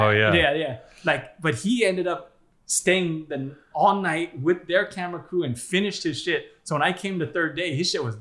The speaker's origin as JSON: {"language": "English", "region": "Hawaii", "country": "United States", "tie": "born or raised there", "said": "growing up in Hawaii"}